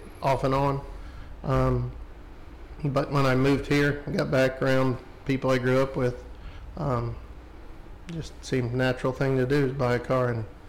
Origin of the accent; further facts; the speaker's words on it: James Island, South Carolina, United States; James Island.